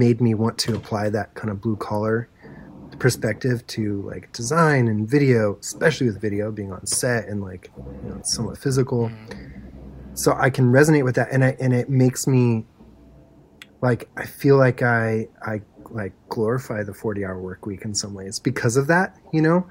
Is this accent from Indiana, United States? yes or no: no; near Santa Cruz, California, United States; I grew up in California. My parents are from Milwaukee